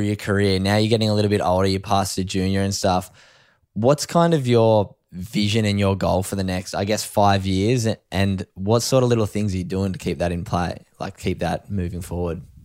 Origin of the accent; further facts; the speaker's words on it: East Coast of Australia, Australia; the surf community in Australia, especially, I guess, along the East Coast, we've both grown up in it